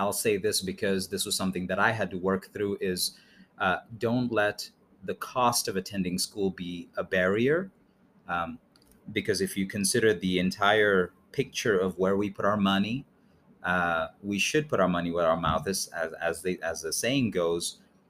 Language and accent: English; India; also born or lived in England / Mexico City; now in United States; But I'm originally from India, by mm-hmm. way of England, and now we're settled here in the U.S.